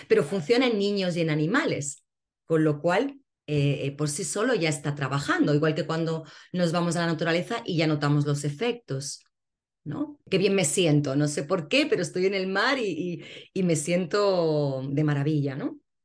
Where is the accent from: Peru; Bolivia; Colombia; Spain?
Spain; Barcelona, Catalonia; now in Cádiz, Spain; Yo ahora actualmente vivo en Cádiz, eh, nací en Barcelona